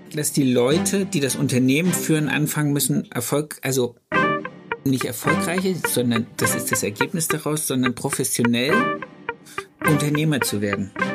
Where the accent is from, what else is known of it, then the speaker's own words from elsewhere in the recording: Stuttgart, Baden-Württemberg, Germany; bei uns in Stuttgart